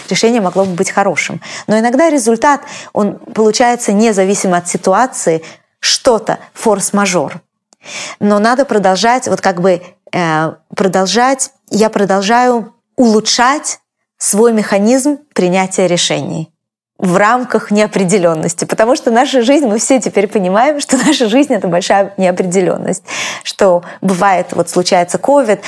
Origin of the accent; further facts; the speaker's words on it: Russia; now in United States; я из России